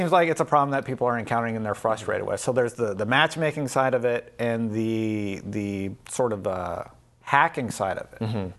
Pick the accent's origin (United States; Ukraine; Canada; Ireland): Canada; I'm also Canadian